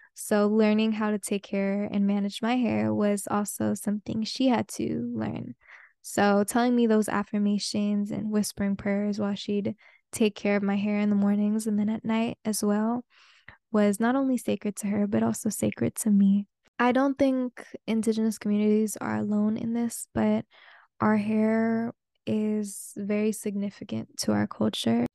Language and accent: English; the Bay Area, California, United States; first language Spanish; English is a second language; moved away; I am a Bay girl through and through and through and through